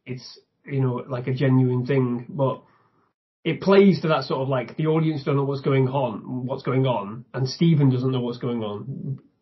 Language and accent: English; the north of England, United Kingdom; I, am from the north of England